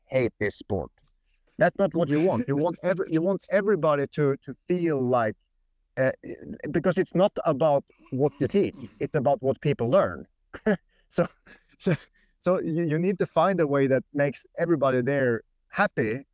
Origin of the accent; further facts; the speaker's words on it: Sweden; accent: Swedish; English is a second language; moved away; also born or lived in Norway; I had like a Swedish accent